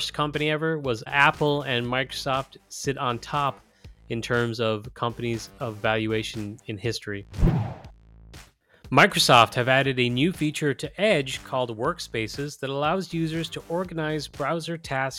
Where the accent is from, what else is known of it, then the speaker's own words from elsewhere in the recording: Ireland; My home country of Ireland